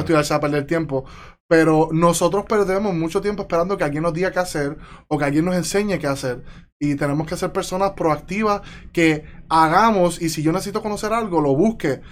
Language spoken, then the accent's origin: Spanish; Yabucoa, Puerto Rico; also born or lived in Chicago, United States / Mayagüez, Puerto Rico; yo vengo de Yabucoa. Yo vengo de Yabucoa, arriba, monte, una vida bien tranquila. Viví en Chicago como niño, hasta tercer grado.